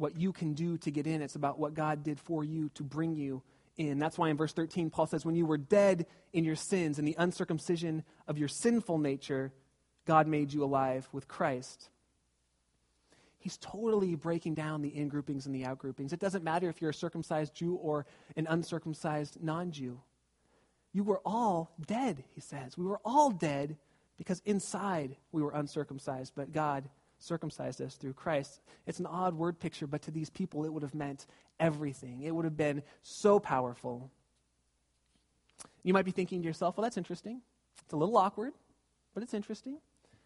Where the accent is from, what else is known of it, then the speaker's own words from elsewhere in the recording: Southern California, United States; moved away; I was raised in Southern California, going to the beach all the time